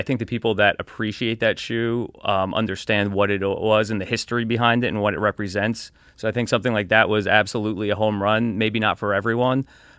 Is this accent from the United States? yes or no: yes; Elizabeth, New Jersey, United States; That, I was born in Northern New Jersey, Elizabeth, and lived there